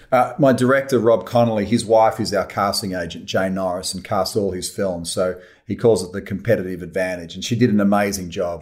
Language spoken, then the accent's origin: English; Australia; I love being Australian. I love it here.